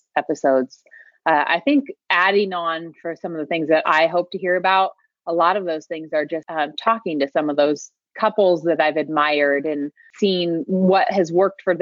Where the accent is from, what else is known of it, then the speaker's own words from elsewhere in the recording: Indiana, United States; moved away as an adult; now in Pacific Northwest, United States; I grew up in the Midwest. I'm originally from the state of Indiana